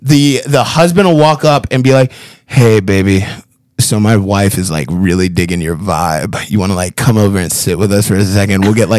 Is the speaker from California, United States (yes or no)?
no; Phoenix, Arizona, United States; Not a single. I'm from a major metropolitan city and I vote Democrat.